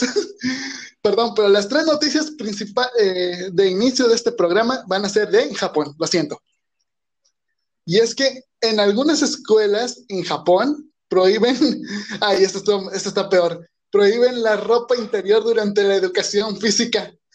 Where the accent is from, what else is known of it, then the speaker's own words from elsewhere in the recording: Mexico; como mexicano, yo creo que entiendo, tal vez no vivo en el centro de México, vivo donde ni siquiera llegan los temblores